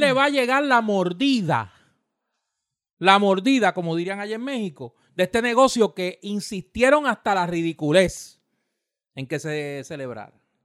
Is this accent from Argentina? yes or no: no; Puerto Rico; somos un territorio de los Estados Unidos.